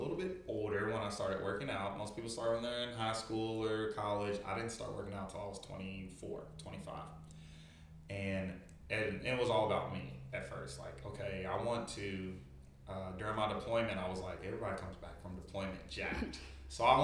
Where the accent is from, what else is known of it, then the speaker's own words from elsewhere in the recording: Louisville, Kentucky, United States; moved away as an adult; now in Crestview, United States; I'm from Louisville, Kentucky, originally. I moved to Crestview in January of 2020.